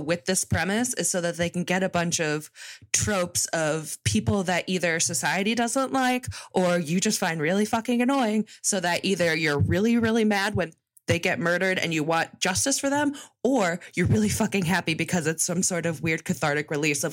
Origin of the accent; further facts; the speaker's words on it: Connecticut, United States; I am from Connecticut, but unfortunately, I guess I just hung out on the wrong side of the tracks